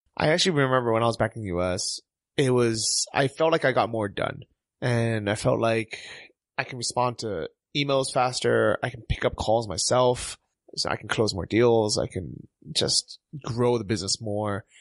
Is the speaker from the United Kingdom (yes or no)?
no; United States; moved away; as an American